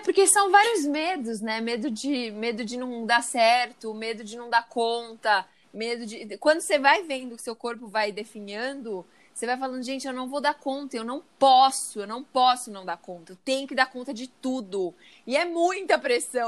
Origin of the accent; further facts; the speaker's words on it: Brazil; somos brasileiros.